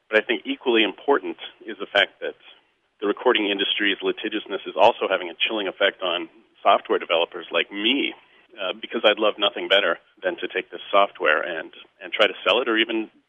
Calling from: Chicago, Illinois, United States; Hi, Greg and Jim. … I'm calling from Chicago.

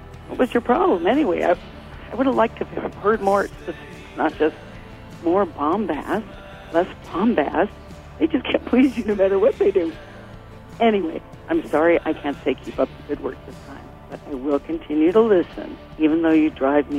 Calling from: Los Angeles, California, United States; from Los Angeles, calling about your review of … by ….

